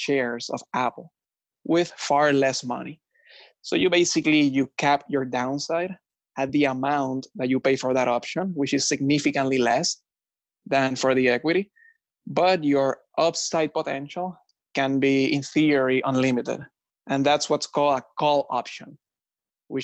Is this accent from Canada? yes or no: no; Puerto Rico; moved away as an adult; also born or lived in New York; now in Florida, United States; I was born, raised, and educated in Puerto Rico.